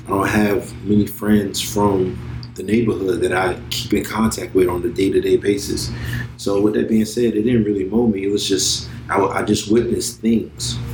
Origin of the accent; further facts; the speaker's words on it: Miami Gardens, Florida, United States; Born and raised in Miami, Florida. Carroll City is Miami Gardens now, but it's Carroll City